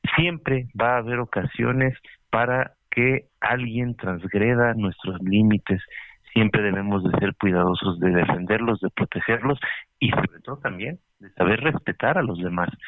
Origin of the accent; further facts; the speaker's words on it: Mexico; nosotros como mexicanos